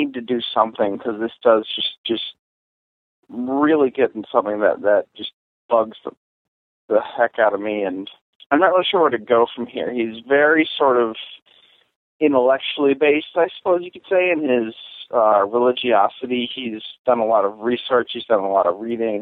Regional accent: Madison, Wisconsin, United States; we grew up in Madison, Wisconsin

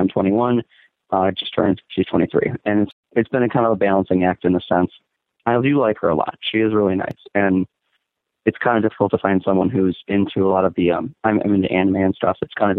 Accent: United States; I was born in America.

